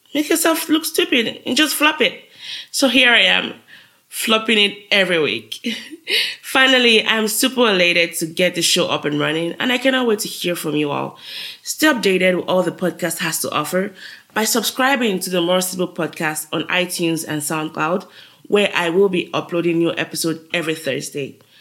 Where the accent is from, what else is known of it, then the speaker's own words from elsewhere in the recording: Nigeria; moved away as an adult; now in United States; I'm a Nigerian living in the US. I moved to the US since 2011 for grad school